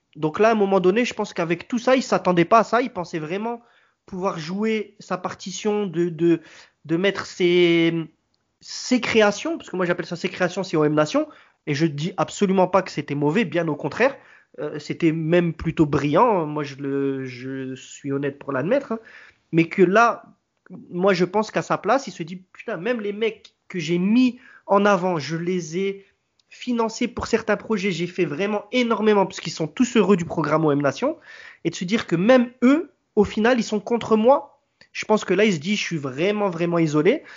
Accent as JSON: {"language": "French", "town": "Marseille", "region": "Provence-Alpes-Côte d'Azur", "country": "France", "said": "nous, qui nous sommes Marseillais"}